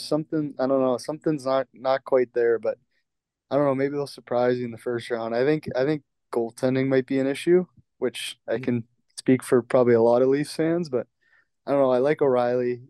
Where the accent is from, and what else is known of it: Nashville, Tennessee, United States; born or raised there; also born or lived in Newmarket, Ontario, Canada